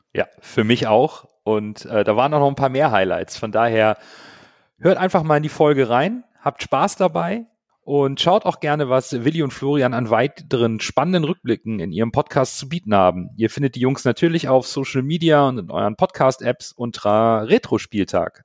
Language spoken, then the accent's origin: German; Hamburg, Germany; bin Hamburger, 42 Jahre alt